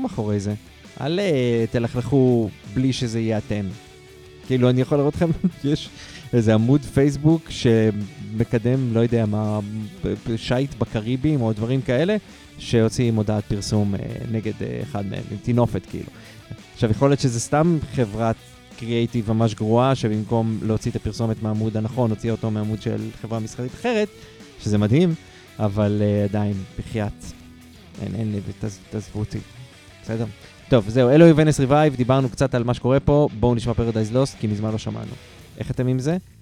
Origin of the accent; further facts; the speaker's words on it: Haifa, Haifa District, Israel; אני מחיפה